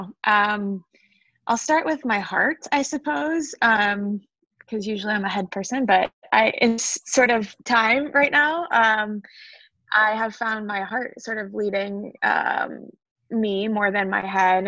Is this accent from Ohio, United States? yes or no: yes; Toledo, Ohio, United States; I am a Buckeye born and bred. I'm from Ohio, from Toledo, Ohio